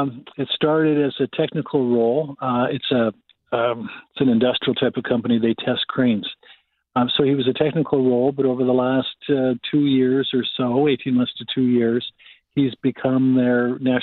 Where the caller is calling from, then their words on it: Alberta, Canada; I'm calling from Alberta